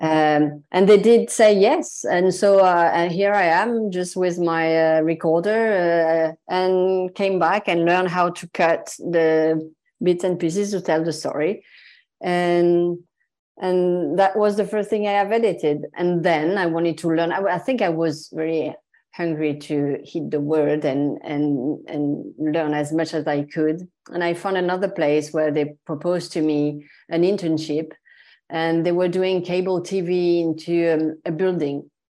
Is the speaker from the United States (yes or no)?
no; Marseille, Provence-Alpes-Côte d'Azur, France; English is a second language; moved away as an adult; also born or lived in Paris; I was raised in Marseille in the mm. south of France